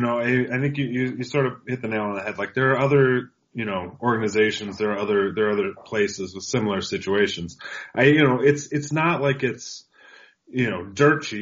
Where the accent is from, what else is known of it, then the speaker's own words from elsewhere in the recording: Pacific Northwest, United States; I'm from the Pacific Northwest, so I'm used to the Aqua Sox. I'm used to the Rainiers.